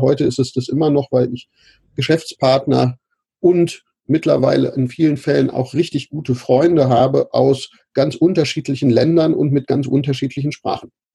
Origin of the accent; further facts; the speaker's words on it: Braunschweig, Lower Saxony, Germany; ich bin äh, aufgewachsen in Braunschweig, Lehndorf